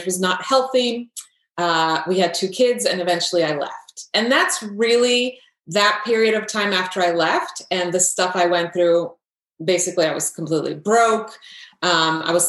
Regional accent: Croatia; moved away; I grew up in Croatia. At the time, it was Yugoslavia.

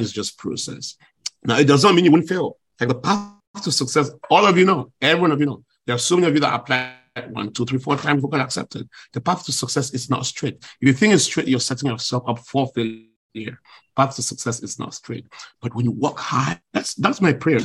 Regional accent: Cameroon; moved away as an adult; also born or lived in Washington / China; now in Douala, Cameroon; I was this kid from Africa.

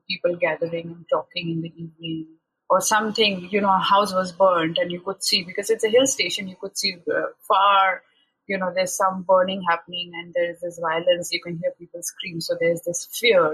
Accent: Shillong, Meghalaya, India; moved away as an adult; also born or lived in Mumbai; I was born and raised in this city. It's a small city, you would call it's a small hill station called Shillong, which is on the northeastern part of the country

